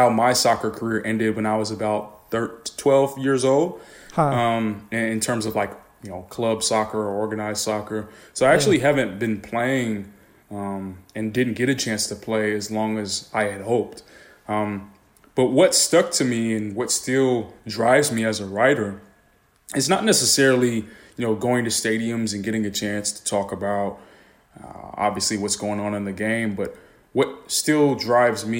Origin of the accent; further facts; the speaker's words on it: San Diego, California, United States; growing up in San Diego